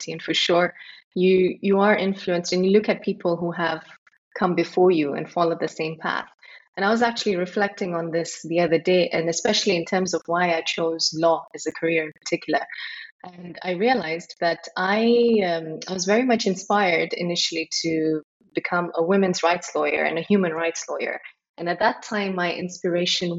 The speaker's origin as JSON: {"language": "English", "region": "Nairobi", "country": "Kenya", "tie": "born or raised there", "also_born_or_lived": "United Kingdom / India (ancestry)", "moved": "as an adult", "lives_now": "Dubai, United Arab Emirates", "said": "I grew up in Nairobi"}